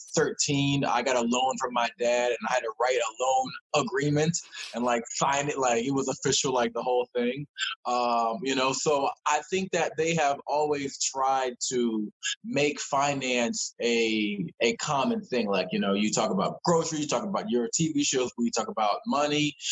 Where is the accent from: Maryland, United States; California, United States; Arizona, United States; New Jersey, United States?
Maryland, United States; Columbia; I'm from Maryland. Uh, grew up uh, in uh, the Laurel, Columbia area